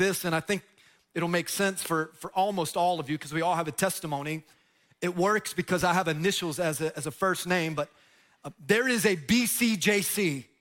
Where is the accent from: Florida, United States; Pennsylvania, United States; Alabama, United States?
Florida, United States; Tampa; I'm from Tampa, right? That's where I grew up